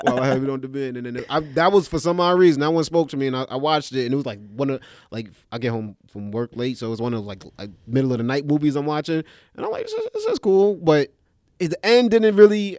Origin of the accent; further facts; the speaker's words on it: New York City, New York, United States; I'm from East Flatbush, Brooklyn